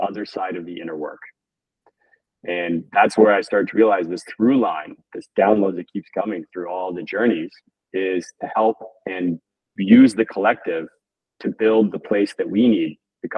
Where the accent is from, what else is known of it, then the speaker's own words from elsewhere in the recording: Toronto, Ontario, Canada; growing up in Toronto